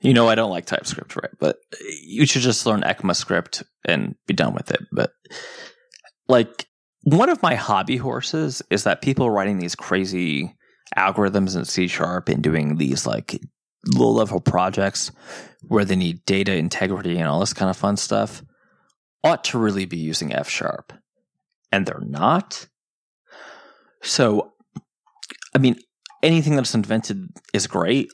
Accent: New Jersey, United States; I'm from New Jersey

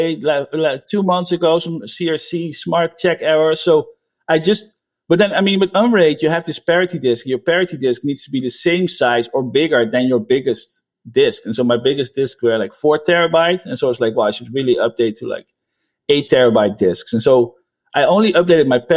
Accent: Netherlands; now in United States; I'm from the Netherlands, but I live in the United States.

